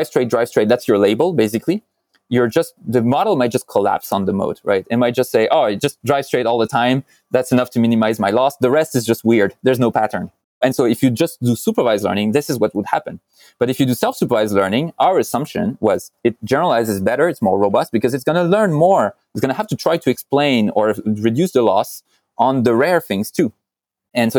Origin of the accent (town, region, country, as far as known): France; moved away